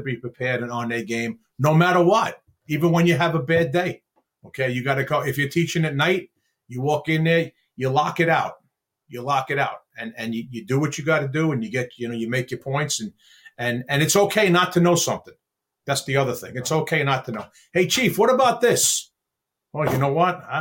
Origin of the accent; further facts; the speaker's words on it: New York City, New York, United States; I grew up in Brooklyn, New York.